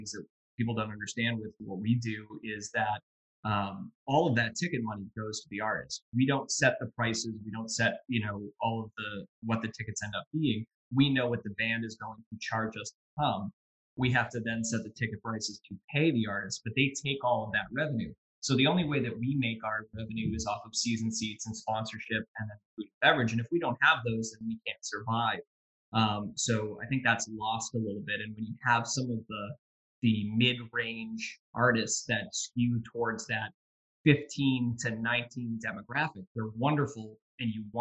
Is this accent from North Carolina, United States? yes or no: no; Boston, Massachusetts, United States; moved away as an adult; now in Bangor, United States; So I moved up here in 2000 from Boston, and you and I kind of crossed paths there. And I'd grown up there and moved up here in 2000